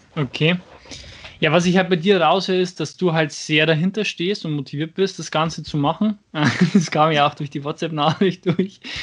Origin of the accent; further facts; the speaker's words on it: Schwandorf, Bavaria, Germany; aus meiner Heimatstadt, aus Schwandorf